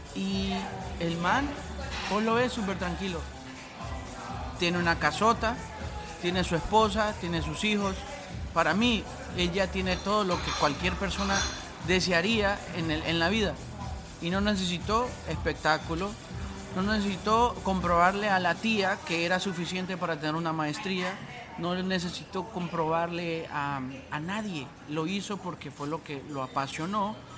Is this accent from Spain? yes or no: no; Honduras; moved away as an adult; la juerga que uno usa en Honduras